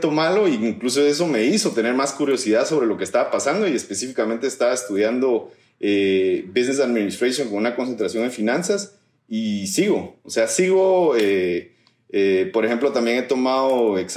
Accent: Guatemala; guatemalteco. Soy, de Guatemala.

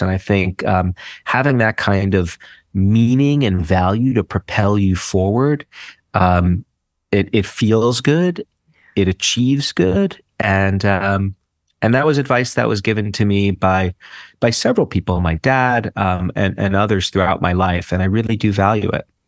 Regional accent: New York City, New York, United States; I'm a city boy through and through. Like, you know, there's a book written about where I come from. Like, I'm from Brooklyn

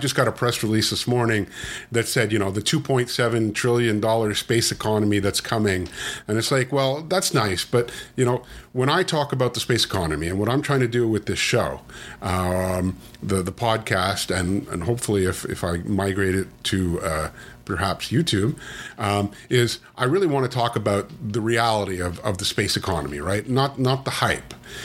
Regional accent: Canada; I'm Canadian

